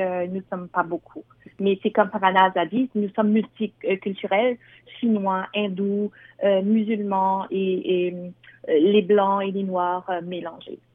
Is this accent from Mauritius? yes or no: yes; Mauritius; moved away as an adult; now in Ontario, Canada; je suis mauricienne. Je viens de l'île Maurice et ça fait euh, à peu près huit ans que je vis au Canada